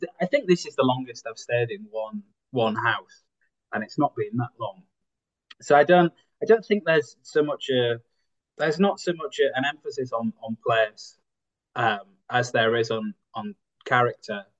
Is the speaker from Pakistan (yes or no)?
no; Bridlington, Yorkshire and the Humber, United Kingdom; now in Hull, United Kingdom; my hometown, Bridlington